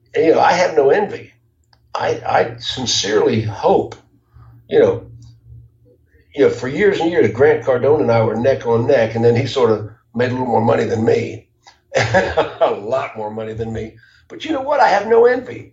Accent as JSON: {"language": "English", "town": "Jacksonville", "region": "Florida", "country": "United States", "tie": "born or raised there", "said": "I grew up in Jacksonville"}